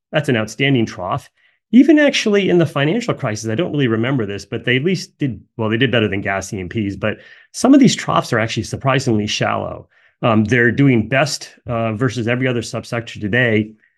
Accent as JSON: {"language": "English", "region": "New Jersey", "country": "United States", "tie": "born or raised there", "said": "I grew up in New Jersey"}